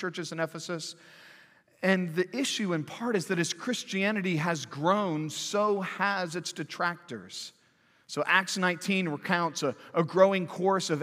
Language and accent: English; Santa Cruz, California, United States; now in Fayetteville, United States; growing up in Santa Cruz, California